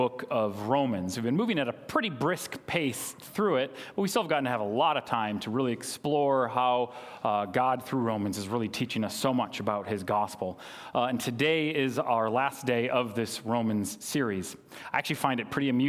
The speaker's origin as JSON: {"language": "English", "region": "Minnesota", "country": "United States", "tie": "born or raised there", "said": "I grew up in Malacca, Minnesota"}